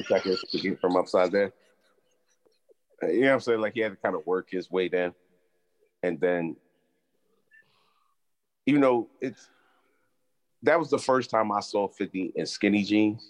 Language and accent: English; Sacramento, California, United States; Sacramento, California